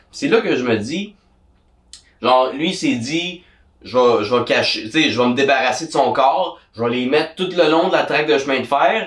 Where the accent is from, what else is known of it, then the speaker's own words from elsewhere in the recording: Gatineau, Quebec, Canada; je viens de Gatineau